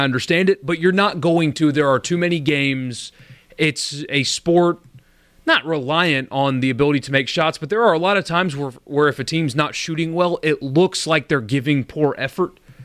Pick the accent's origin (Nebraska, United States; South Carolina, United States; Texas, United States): South Carolina, United States; now in Mississippi, United States; Mississippi has become my home, but it, it's not where I grew up. It wasn't my home state. It's South Carolina